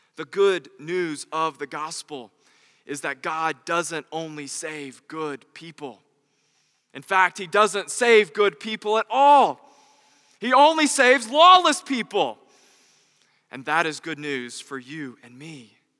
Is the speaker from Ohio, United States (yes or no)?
no; North Carolina, United States; As a good Southern Christian boy growing up in North Carolina, my first job was at Chick fil